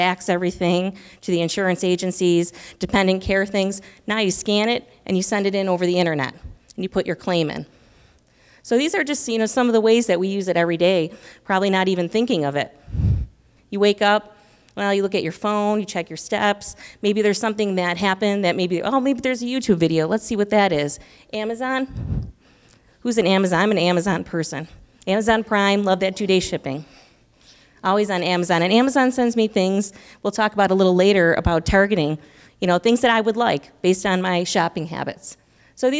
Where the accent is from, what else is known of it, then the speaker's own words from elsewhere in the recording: Buffalo, New York, United States; now in Illinois, United States; I'm from Buffalo, New York